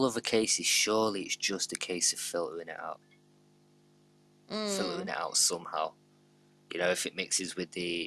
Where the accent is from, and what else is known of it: United Kingdom